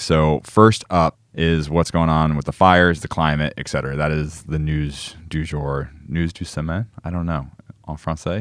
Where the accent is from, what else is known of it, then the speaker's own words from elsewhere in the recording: Falmouth, Massachusetts, United States; moved away; my hometown of Falmouth, Massachusetts, in the northeast of the United States